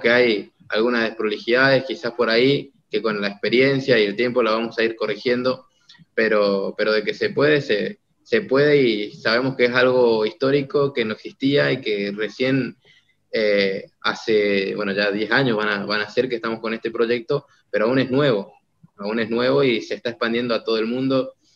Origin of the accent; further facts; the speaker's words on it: Argentina; empecé a plantar esa idea, no solamente en mi país